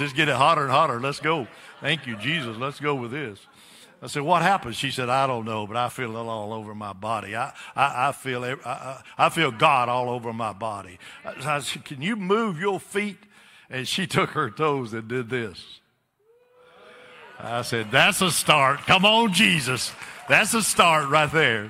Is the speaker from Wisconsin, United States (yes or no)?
no; Alabama, United States; from Alabama.